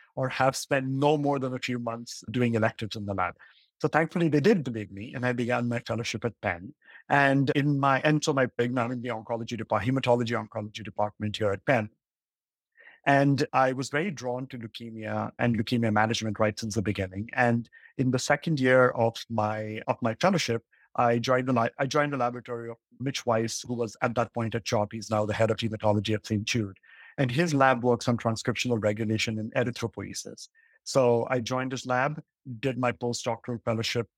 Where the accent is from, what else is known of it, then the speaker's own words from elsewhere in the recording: Mumbai, Maharashtra, India; I grew up in Mumbai